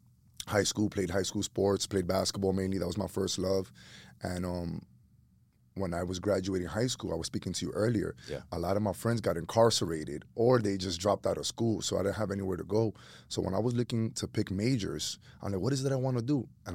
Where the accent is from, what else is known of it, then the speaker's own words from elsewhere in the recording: New York City, New York, United States; born and raised in Washington Heights, two Dominican immigrant parents that came to New York City in the late 70s, early 80s. I'm a kid who grew up on the block